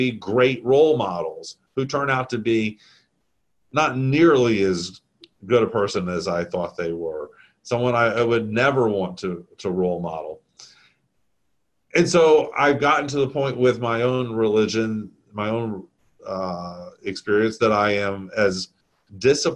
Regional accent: the South, United States; I'm Southern

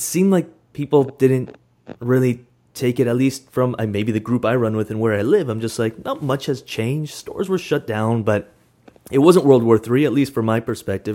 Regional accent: Canada; now in Vancouver, Canada; we're, we're Canadian

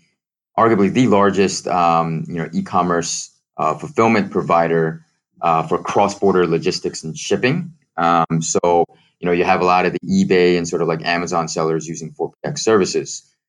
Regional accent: Philadelphia, Pennsylvania, United States; moved away as an adult; also born or lived in China; now in Hong Kong; I'm originally from the States, Philadelphia, Pennsylvania, and I decided to venture out into China

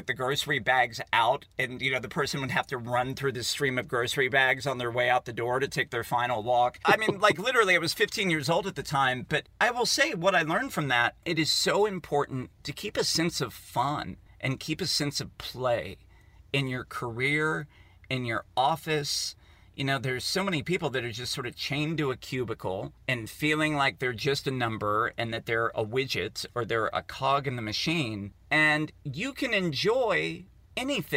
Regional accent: Poolesville, Maryland, United States; in Poolesville, Maryland, where I grew up

